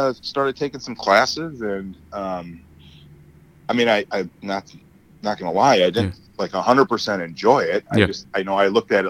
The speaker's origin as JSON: {"language": "English", "town": "Chicago", "region": "Illinois", "country": "United States", "tie": "born or raised there", "also_born_or_lived": "Naperville", "said": "But yeah, Chicago native. I don't ever see myself leaving, to be honest with you. I love the city. I've embraced it. It's my own."}